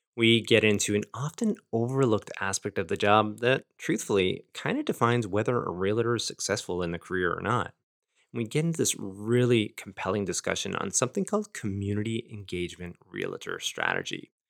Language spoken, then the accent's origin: English; Fort Erie, Ontario, Canada; my hometown here, Fort Erie